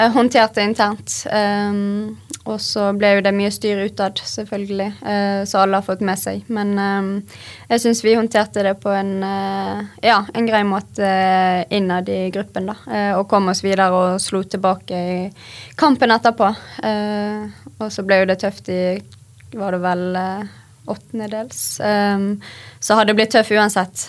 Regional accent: Bergen, Vestland, Norway; Vi er jo bergensere

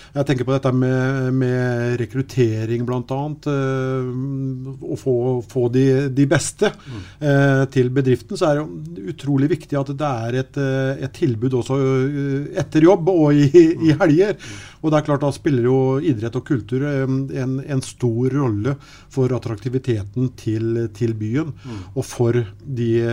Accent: Sarpsborg, Østfold, Norway; vi kom fra Sarpsborg

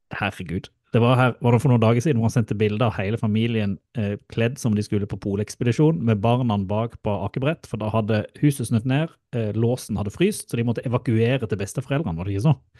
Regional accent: Mandal, Agder, Norway; moved away; i Mandal og i Spangereid. Som da er jo der jeg kommer fra.

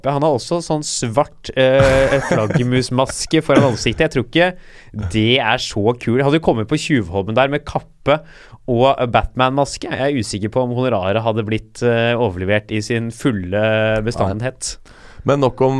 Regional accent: Stavanger, Rogaland, Norway; Jeg er fra Stavanger, jeg kommer her fra Toten, så jeg henger ut her.

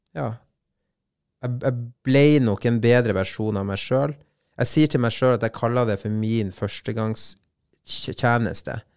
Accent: Bodø, Nordland, Norway; also born or lived in Colombia; Så da satt vi i Solparken hjemme i Bodø utafor posthuset

